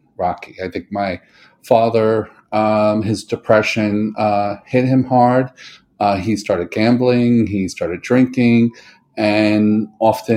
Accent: New York City, New York, United States; when I was born in 1963 in New York City

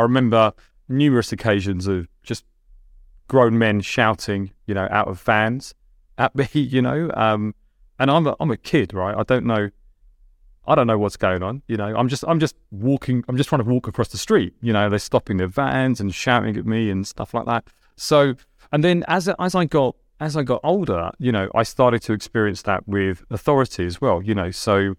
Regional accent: Delhi, India; English is a second language; Yeah, well, I couldn't speak English. You know, I could speak 4 Indian dialects. You know, I couldn't speak English. We moved from quite a large house, you know, in the suburbs of Delhi to one bedroom.

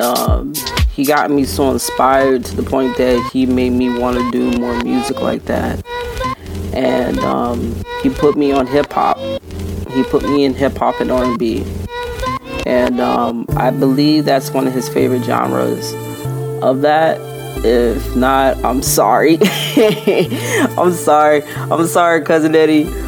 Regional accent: Clearwater, Florida, United States; I was born and raised in Clearwater, Florida

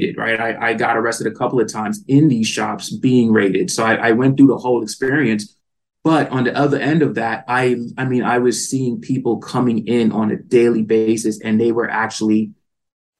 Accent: East Coast, United States; moved away as an adult; now in California, United States; growing up in the East Coast, I did not have the diversity that I knew that the plant had. So certain situations caused me to move to California

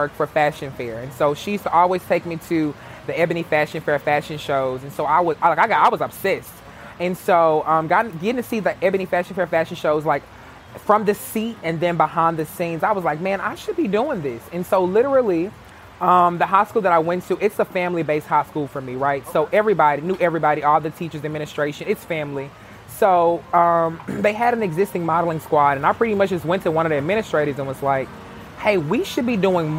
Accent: Jackson, Mississippi, United States; I'm born and raised in Jackson

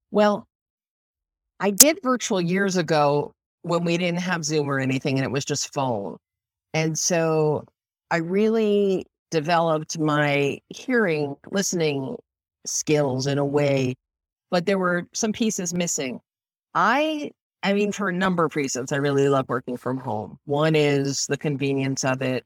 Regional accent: Northeast, United States; now in Tampa area, Florida, United States; I grew up in the Northeast

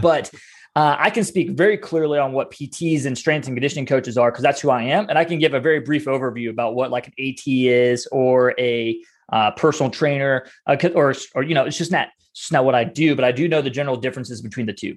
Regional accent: Ohio, United States; I'm raised in a small town up in Ohio

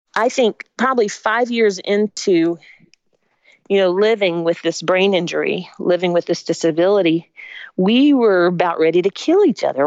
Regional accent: Spartanburg, South Carolina, United States; also born or lived in Augusta, Georgia; I was born in Augusta, Georgia, but my family moved when I was three to Spartanburg, South Carolina

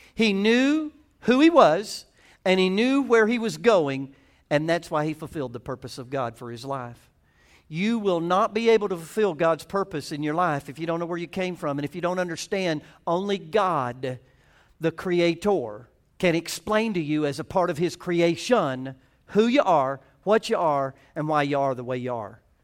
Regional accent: the South, United States; I'm from the South

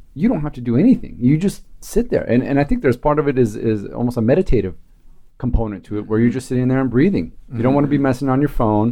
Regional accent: Anaheim, California, United States; I grew up in Anaheim

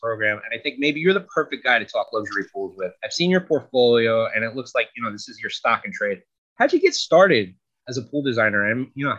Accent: Sacramento, California, United States; my hometown of Sacramento.

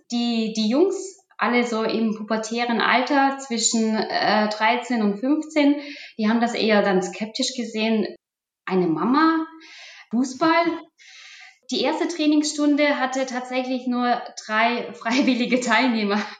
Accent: Germany; also born or lived in Kyrgyzstan; Ich bin in Kirgisien zur Welt gekommen und bin dann mit knapp sechs Jahren ähm, dann nach Deutschland umgezogen mit meinen Eltern und meiner Familie.

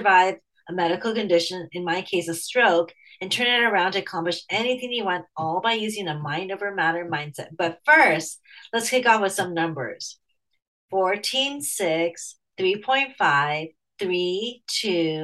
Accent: United States; now in San Francisco Bay Area, United States; I'm Chinese American

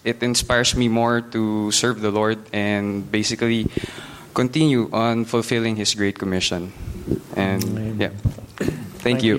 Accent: Philippines; moved away as an adult; now in Ireland; I am from the Philippines

